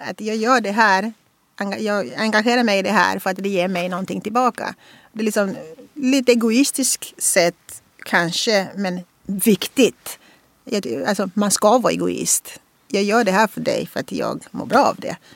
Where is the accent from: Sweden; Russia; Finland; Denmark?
Russia; Så att liksom så bara, ja, jag är från Ryssland.